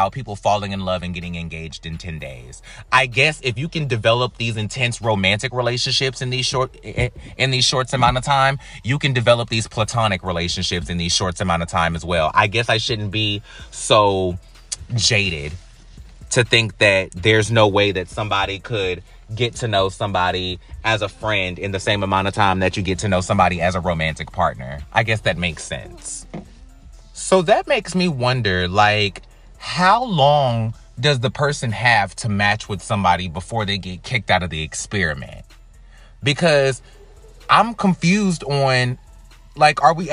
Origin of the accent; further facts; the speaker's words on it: United States; being an American